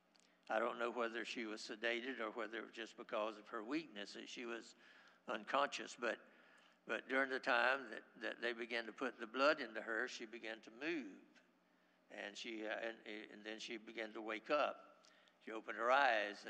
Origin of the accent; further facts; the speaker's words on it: Haines City, Florida, United States; I grew up in Haines City, and back in those days, we didn't have a hospital